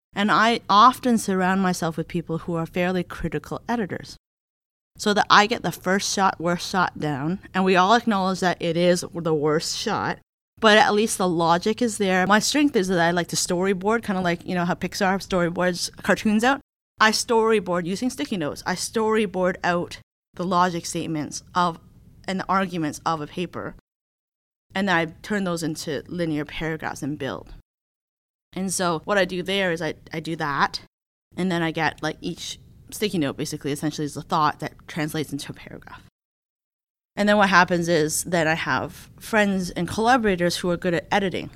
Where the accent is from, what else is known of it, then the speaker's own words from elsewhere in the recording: Hamilton, Ontario, Canada; I am a Canadian. So, I come from Hamilton, Ontario, which is a little city basically outside of Toronto.